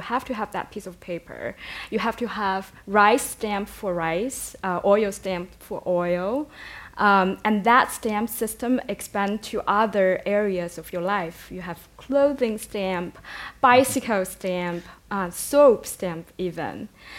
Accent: Wuhan, Hubei, China; moved away as an adult; also born or lived in Europe; In my hometown, Wuhan is a very industrialized city. There are just cranes everywhere until today.

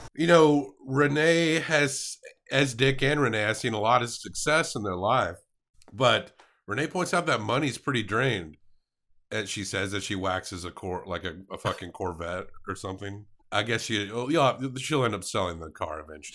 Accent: the South, United States; as a Southerner, I literally ate the weight of this city in pork throughout my lifetime

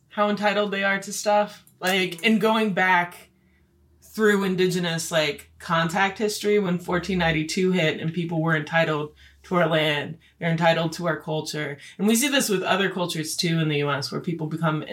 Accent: Stockbridge-Munsee Mohican reservation, Wisconsin, United States; I want to get out of the res

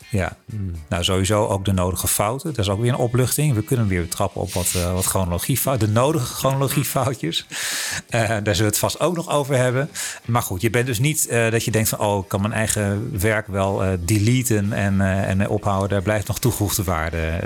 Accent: Netherlands; als Hollanders en niet-Anglofonen

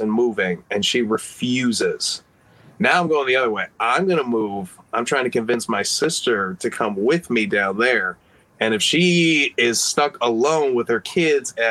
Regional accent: Illinois, United States; born or raised there; also born or lived in Chicago

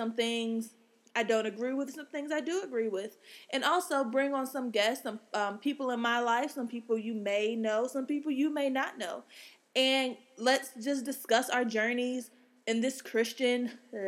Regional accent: Atlanta, Georgia, United States; I'm from the Atlantas of Georgia's

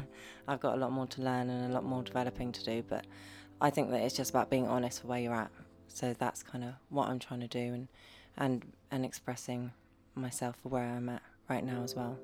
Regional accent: Devon, South West England, United Kingdom; I grew up in Devon in uh, a little house my dad built, a little bungalow.

